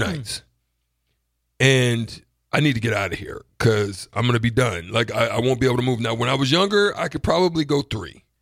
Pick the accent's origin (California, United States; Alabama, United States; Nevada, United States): Alabama, United States; Auburn; I'm from Auburn